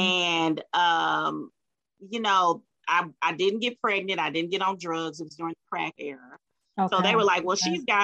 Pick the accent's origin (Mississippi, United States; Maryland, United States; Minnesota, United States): Mississippi, United States; Meridian; I was born and raised in Meridian, Mississippi